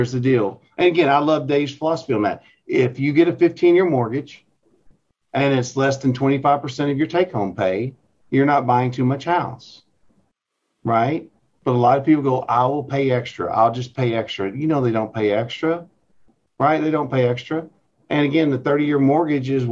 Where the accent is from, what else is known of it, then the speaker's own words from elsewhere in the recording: North Little Rock, Arkansas, United States; I work in West Little Rock, but I'm from North Little Rock, right? Dogtown, baby. So that's where I grew up